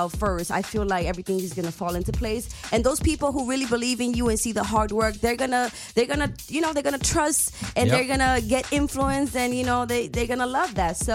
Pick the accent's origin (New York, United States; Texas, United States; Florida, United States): New York, United States; I am from New York